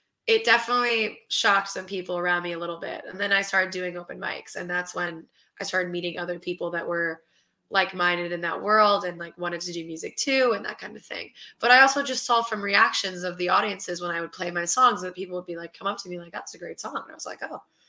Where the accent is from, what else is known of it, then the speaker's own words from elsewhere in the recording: New York City, New York, United States; since I grew up in New York City, I returned to New York City